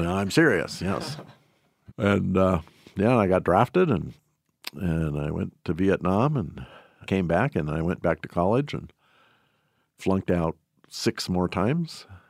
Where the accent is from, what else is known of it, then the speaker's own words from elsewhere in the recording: Shelby, Montana, United States; I was born and raised in Shelby